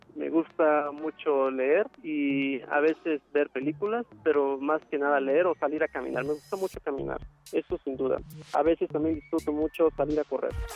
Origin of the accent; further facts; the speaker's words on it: Asunción Saltepec, Oaxaca, Mexico; moved away as an adult; also born or lived in Mexico City; Nací en Asunción Saltepec, Oaxaca, el 21 de junio de 1992